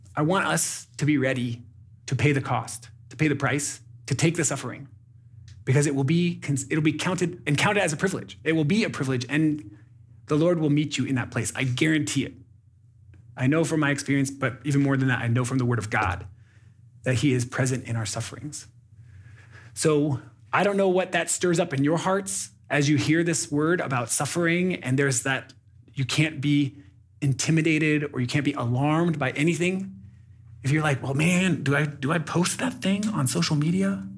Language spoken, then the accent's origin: English; United States; moved away as an adult; now in Burundi; I live in Burundi as a, as an American